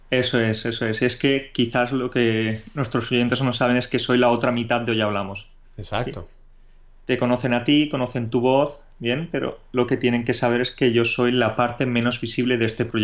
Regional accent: Catalonia, Spain; born there; also born or lived in Andalusia; No, soy de tanto del norte como del sur. ¿Por qué? Porque soy catalán de nacimiento, aunque he pasado, he vivido durante muchos años en Anda

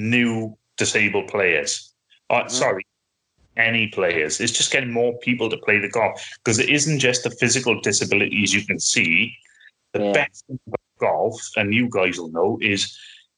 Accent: Wales, United Kingdom; I'm not English, I'm Welsh

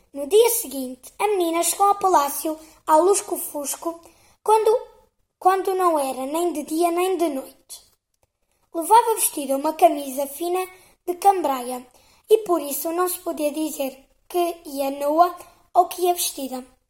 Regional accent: Portugal; sou portuguesa

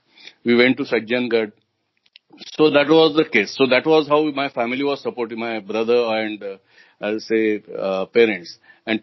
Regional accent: Mumbai, Maharashtra, India; I was from Mumbai

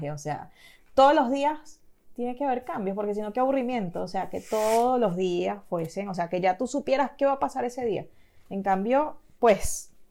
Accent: Venezuela; also born or lived in Caracas / Margarita / Puerto La Cruz / Barquisimeto; Yo me crié también, bueno, estando en Venezuela, yo viví en, o sea, yo nací en Caracas, viví en Margarita, luego viví en Puerto La Cruz, luego en Guarena, Guatire, Caracas

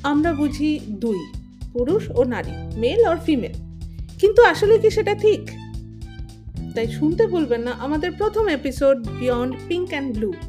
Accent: India; আমি একজন ভারতীয় সিসজেন্ডার লেসবিয়ান বাই প্রফেশন আমি সফটওয়্যার ডেভেলপার

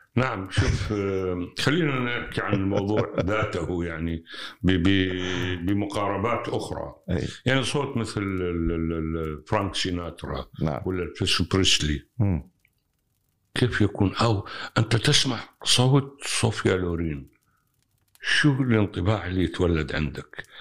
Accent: Iraq; عندنا بالعراق

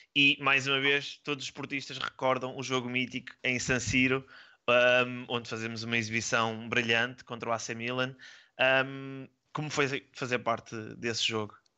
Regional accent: Porto, Norte, Portugal; now in Lisbon, Portugal; eu sou do Porto

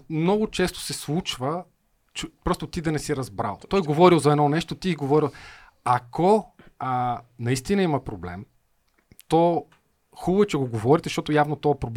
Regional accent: Bulgaria; Най-малко аз съм българин, нали?

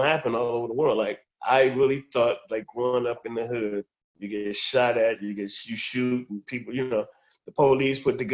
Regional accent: Compton, California, United States; born and raised in Compton all my life

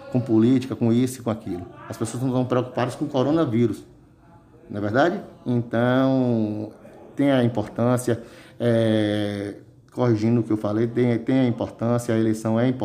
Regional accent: Santo Estevão, Bahia, Brazil; Por Santo Estevão, que é a terra que eu amo tanto, é a terra que eu vivo, é a terra onde eu nasci, onde eu me criei e a terra onde eu quero, eu quero terminar, é aqui.

